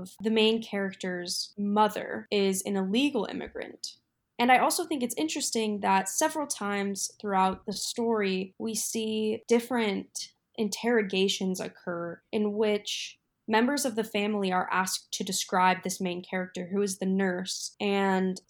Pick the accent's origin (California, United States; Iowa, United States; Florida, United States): Iowa, United States; born or raised there